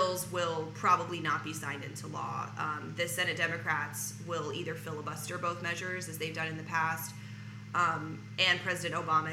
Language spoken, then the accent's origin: English; Arkansas, United States; now in Los Angeles, United States; I'm from Arkansas